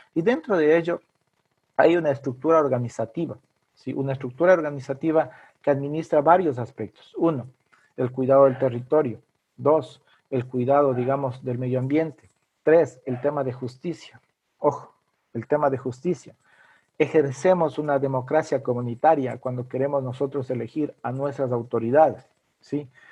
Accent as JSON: {"language": "Spanish", "region": "Ecuadorian Amazon", "country": "Ecuador", "said": "soy quichua de la Amazonía ecuatoriana."}